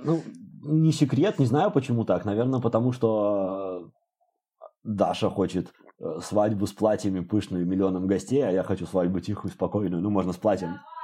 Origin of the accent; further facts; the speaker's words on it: Babruysk, Mogilev Region, Belarus; moved away as an adult; also born or lived in Minsk, Belarus; now in Amsterdam, Netherlands; в Бобруйске, я из Бобруйска